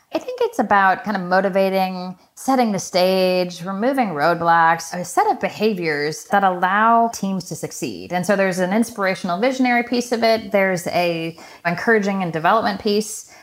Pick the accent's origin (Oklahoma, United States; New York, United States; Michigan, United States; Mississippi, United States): Michigan, United States; I was born in Michigan from the upper Midwest